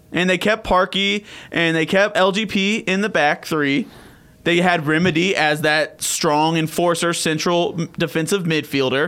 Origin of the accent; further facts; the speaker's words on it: Peachtree City, Georgia, United States; growing up in Peachtree City